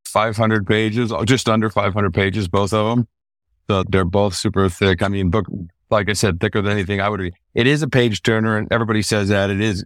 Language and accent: English; California, United States; moved away as an adult; now in Costa Rica; I came from California originally